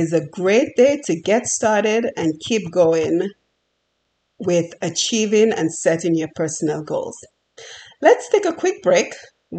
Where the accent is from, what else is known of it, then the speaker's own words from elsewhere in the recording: Dominica; moved away as an adult; now in United States; I was born and raised on the beautiful island of Dominica.